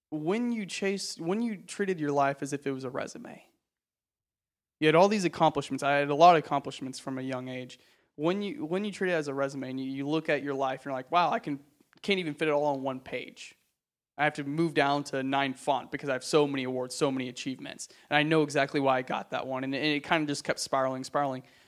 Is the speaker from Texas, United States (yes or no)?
yes; Texas, United States; born or raised there; moved away as an adult; now in Los Angeles, United States